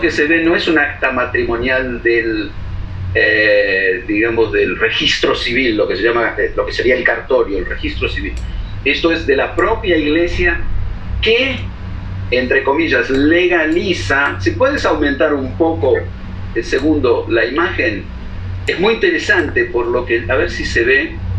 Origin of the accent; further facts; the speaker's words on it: Argentina; decimos así en Argentina